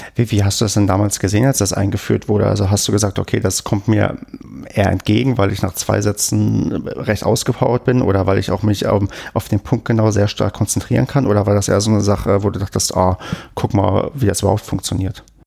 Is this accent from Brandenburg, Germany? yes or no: yes; Brandenburg, Germany; moved away; ich komme ja aus Brandenburg